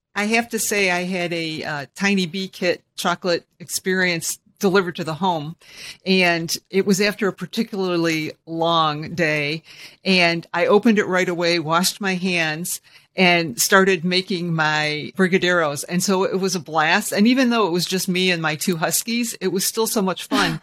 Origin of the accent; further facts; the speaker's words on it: Michigan, United States; I'm a born and bred Michigander